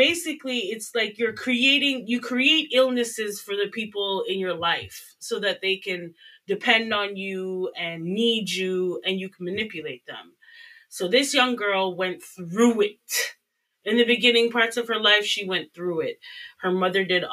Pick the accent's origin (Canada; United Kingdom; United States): Canada; as a Canadian